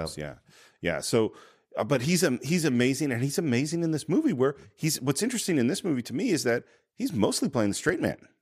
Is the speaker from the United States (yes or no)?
yes; Tiburon, California, United States; I grew up in San Francisco